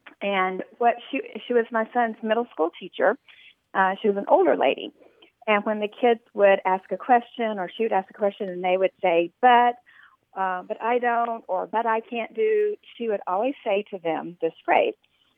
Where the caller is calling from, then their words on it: Flower Mound, Texas, United States; I'm calling from Flower Mound, Texas.